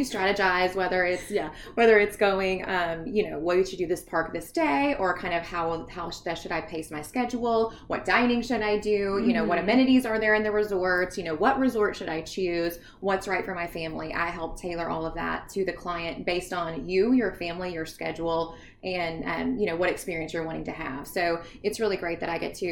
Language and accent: English; Shreveport, Louisiana, United States; Born and raised Shreveport, Louisiana.